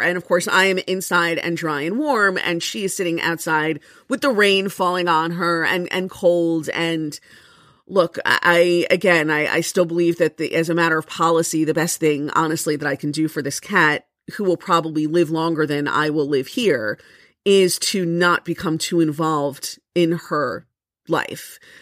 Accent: Florida, United States; now in Jersey City, United States; I am from Florida

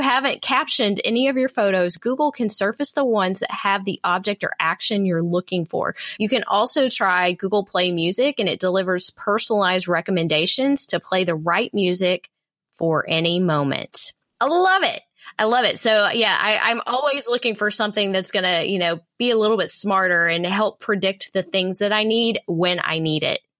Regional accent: Texas, United States; my home state here

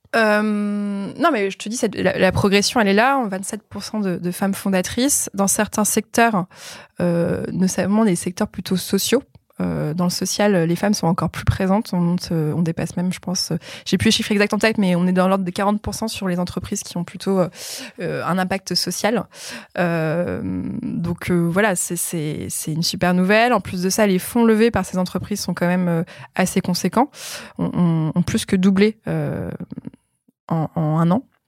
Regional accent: France; en tant que Français

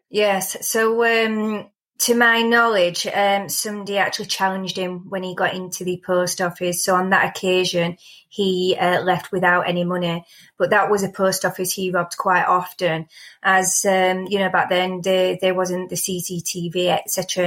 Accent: Rotherham, Yorkshire and the Humber, United Kingdom; I grew up in Rotherham, um, about two and a half miles from town centre

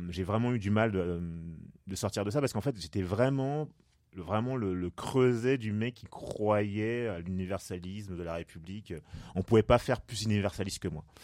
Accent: France; Mais j'ai pas le choix, je suis déjà français en fait.

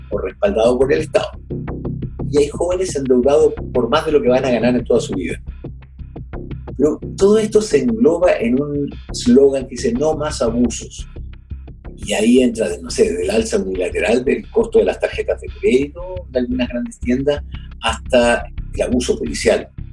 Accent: Chile; acá en mi país

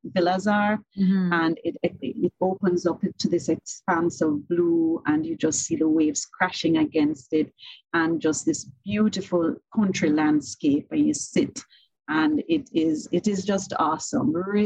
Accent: Jamaica; I am typically Jamaican

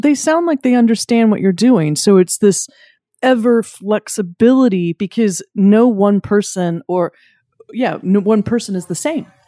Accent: Wilmington, North Carolina, United States; I'm from Wilmington, North Carolina.

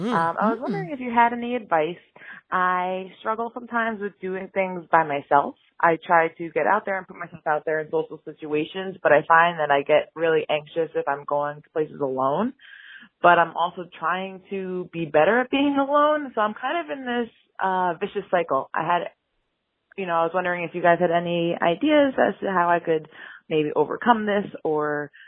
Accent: New York City, New York, United States; also born or lived in Albany, New York; I live in New York. I'm originally from New York City, but now I've actually moved to the quiet town of Albany, New York.

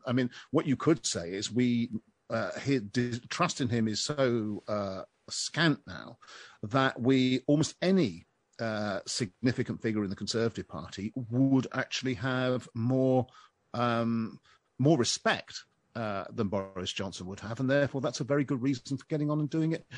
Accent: United Kingdom; I'm a Brit

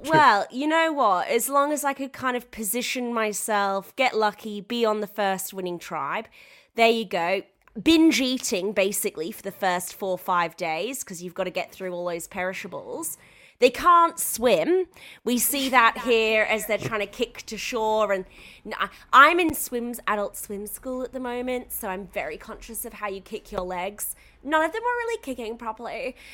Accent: United Kingdom; now in Australia; I'm British

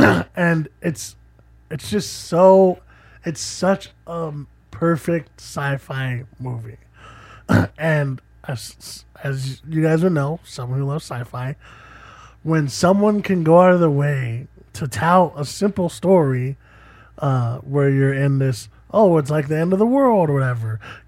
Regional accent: Australia; no, I did. I'm Australian.

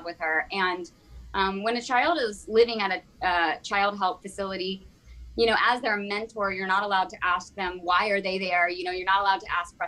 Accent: Virginia, United States; I grew up in the Bible Belt in Virginia

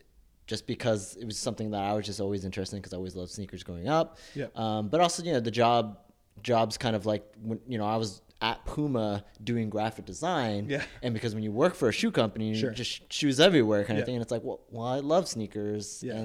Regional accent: Texas, United States; I grew up in Texas, yep.

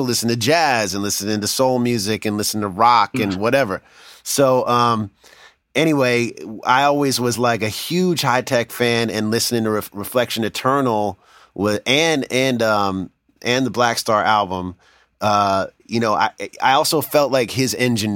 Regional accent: New York, United States; I moved to New York. I mean, I'm from New York

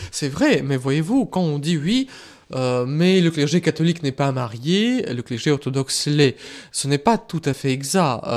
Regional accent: Russia; moved away; moi, je viens de la Russie, je connais euh, ce que c'est que l'Église persécutée

